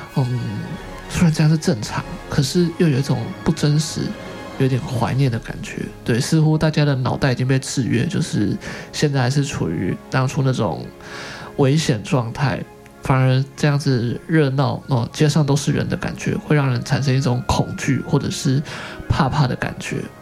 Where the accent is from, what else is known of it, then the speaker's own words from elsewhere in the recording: Taiwan; 我们台湾人